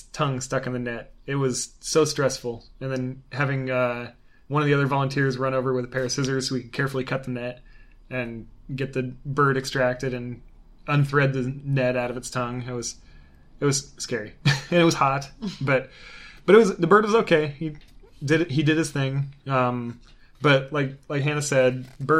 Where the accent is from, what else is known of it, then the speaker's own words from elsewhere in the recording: Oregon, United States; moved away; also born or lived in Tallahassee, Florida; We relocated from Tallahassee, Florida, up to our home state of Oregon